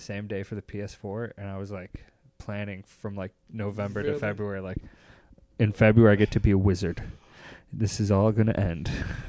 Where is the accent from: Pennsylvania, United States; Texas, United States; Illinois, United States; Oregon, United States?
Illinois, United States; Chicago; When I go overseas, I say, I'm from Chicago.